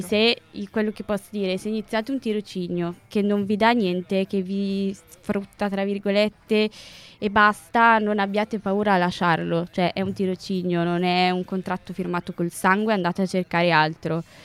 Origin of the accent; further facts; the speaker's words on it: Piacenza, Emilia-Romagna, Italy; also born or lived in Lombardy; Io non sono di Milano, io abito vicino a Piacenza, ho fatto il liceo a Piacenza